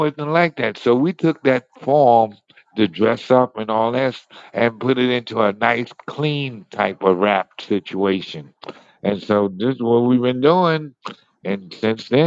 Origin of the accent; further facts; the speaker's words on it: New York City, New York, United States; I'm originally from Harlem